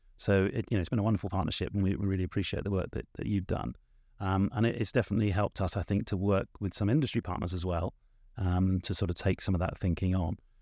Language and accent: English; South of England, United Kingdom; I am from the South, but it's the South of England